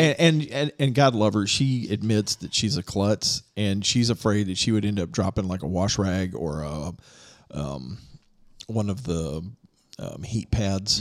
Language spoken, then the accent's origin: English; near Bowling Green, Kentucky, United States; moved away; I'm originally from Kentucky, just over from Bowling Green